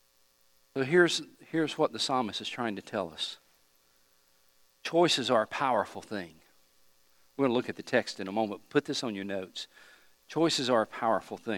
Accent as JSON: {"language": "English", "region": "East Tennessee", "country": "United States", "tie": "born or raised there", "said": "where I grew up in East Tennessee"}